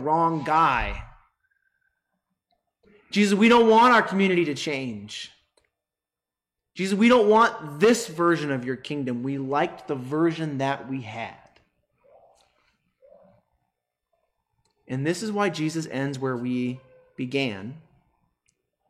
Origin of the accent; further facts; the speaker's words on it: United States; us Americans